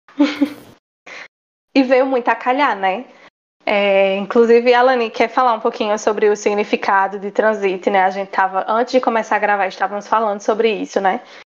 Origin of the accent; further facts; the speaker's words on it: Campina Grande, Paraíba, Brazil; nós somos, né, de Campina Grande, Paraíba. Somos campinenses, paraibanas, nordestinas, brasileiras